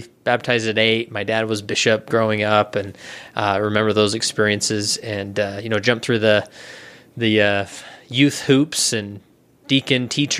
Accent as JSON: {"language": "English", "town": "West Valley City", "region": "Utah", "country": "United States", "tie": "born or raised there", "said": "So I grew up in West Valley City, Utah, and I was not a gangbanger. It's actually quite a nice place to raise a family, and I made it out alive and well, with no felonies on my record."}